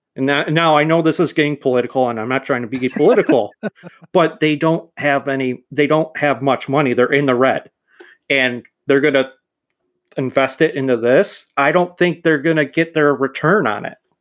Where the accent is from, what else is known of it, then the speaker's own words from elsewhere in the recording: Chicago, Illinois, United States; I was born in Chicago